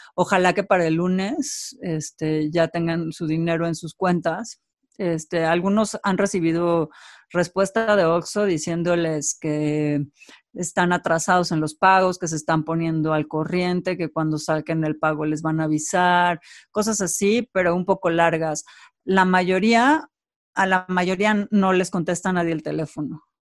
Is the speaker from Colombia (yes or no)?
no; Mexico; como mexicanos